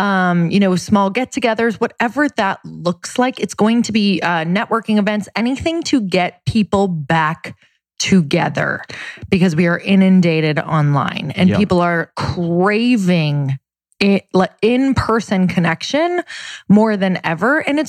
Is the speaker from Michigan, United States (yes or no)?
yes; Marquette, Michigan, United States; now in Santa Monica, United States; Marquette, Michigan.